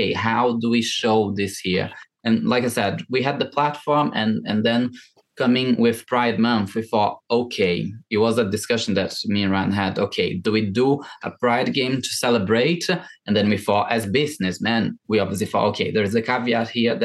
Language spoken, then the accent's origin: English; Brazil; English is a second language; moved away as an adult; also born or lived in Ireland / London; now in United Kingdom